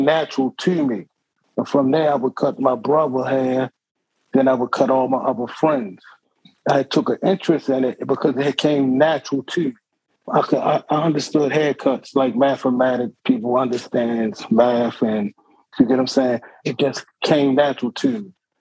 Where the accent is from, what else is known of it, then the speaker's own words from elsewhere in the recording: Baltimore, Maryland, United States; I'm a Baltimore native. I grew up in Southwest Baltimore